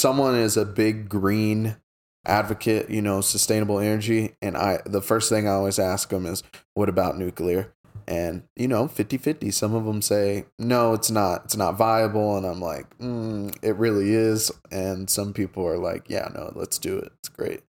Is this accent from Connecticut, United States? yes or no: no; Oklahoma, United States; I come from Oklahoma where we depend on oil and gas